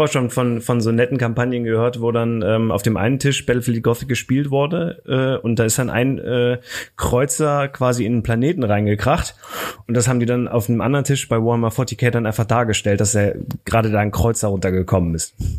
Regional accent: Aachen, North Rhine-Westphalia, Germany; ich komme aus Aachen

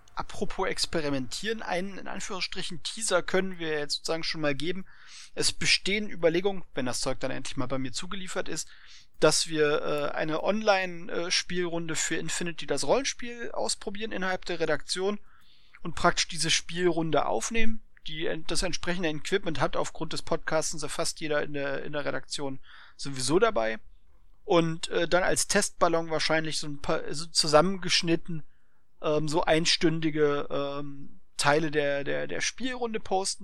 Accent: Berlin, Germany; ich bin Ostberliner, also ja, ich bin bis zur Wende war ich Ostberliner

